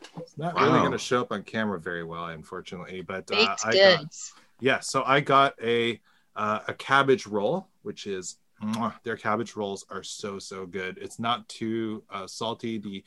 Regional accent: Richmond Hill, Ontario, Canada; my hometown, Richmond Hill

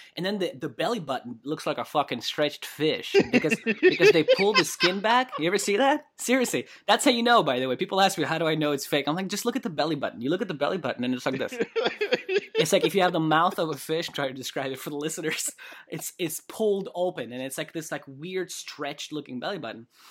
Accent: Kamchatka Krai, Russia; moved away; also born or lived in California; I was born in Kamchatka

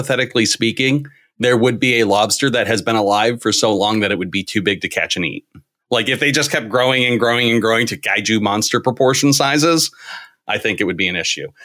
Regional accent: Maine, United States; I am from Maine, I did not grow up wealthy enough to be throwing lobster away

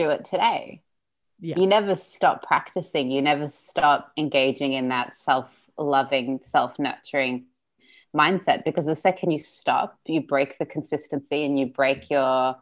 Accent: Sydney, New South Wales, Australia; first language Russian; English is a second language; So we're from Odessa, I was born in Sydney. So Russian is still my first language, so I'm very European

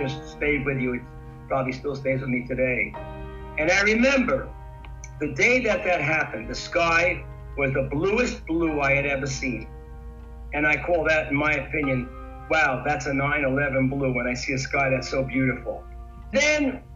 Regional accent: New York City, New York, United States; as a New Yorker, I know New York very well. I'm native, born here and everything else.

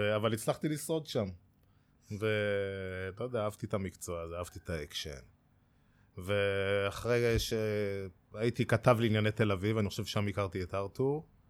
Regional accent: Kfar Saba, Central District, Israel; אני מכפר סבא, גולש כפר סבאי, וגרתי בשכונה שנקראת שכונת חיל הים

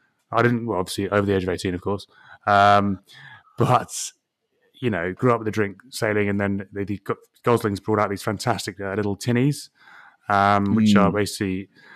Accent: England, United Kingdom; But also, even in, you know, being very English here, even in boiling hot weather, it's still refreshing.

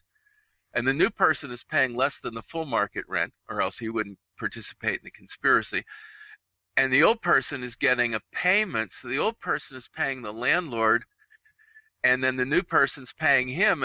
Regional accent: Pittsburgh, Pennsylvania, United States; I'm from Pittsburgh

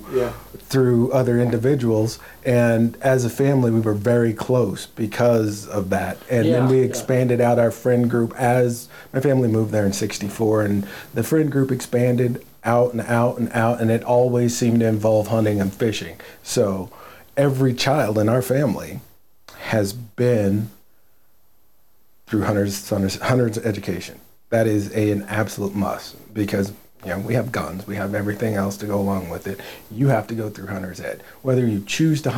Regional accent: Willamette Valley, Oregon, United States; I was born in the Willamette Valley. That's where I started my waterfowl career, my upland career.

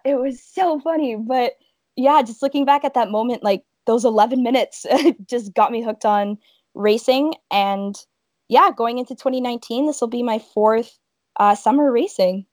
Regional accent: Welland, Ontario, Canada; I'm from Welland, Ontario, which is located in the heart of the Niagara region.

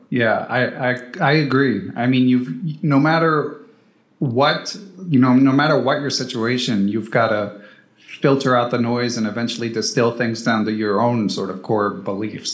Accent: Philadelphia, Pennsylvania, United States; I grew up in Center City, Philadelphia.

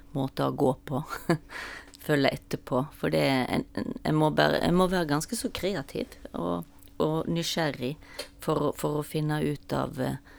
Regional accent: Stord, Vestland, Norway; moved away; jeg kommer fra Stord, og da sa vi ofte 'Hvem går du etter?'

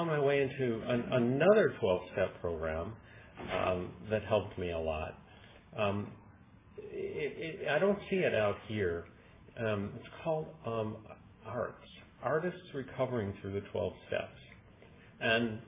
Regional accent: Chicago, Illinois, United States; moved away as an adult; I was born in Chicago as well

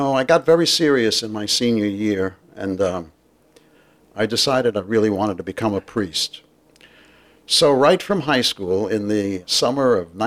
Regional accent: New York City, New York, United States; moved away as an adult; now in Los Angeles, United States; I was born in East Harlem, which is on 114th Street and 1st Avenue

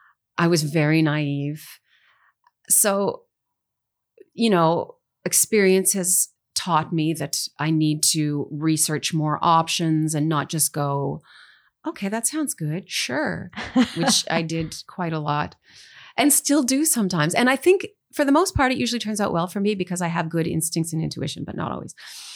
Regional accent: Canada; There is support in Canadian content radio rules and things like that, which is super important.

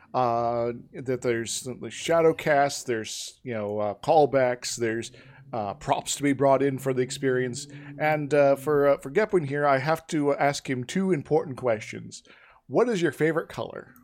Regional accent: Iowa, United States; moved away; I'm originally from Iowa

